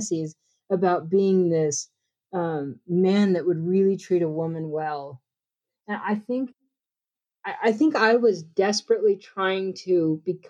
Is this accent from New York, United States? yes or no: no; hometown about an hour from Tulsa, Oklahoma, United States; moved away as an adult; I had moved to Tulsa from my hometown about an hour away